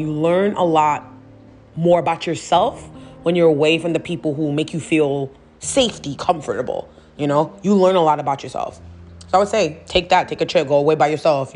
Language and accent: English; New York City, New York, United States; i'm from new york up up like new york city